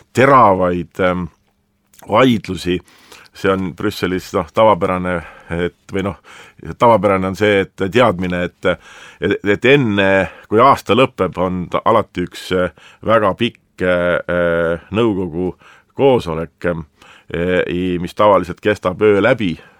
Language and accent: Estonian; Estonia; kui me siin oleme Eestis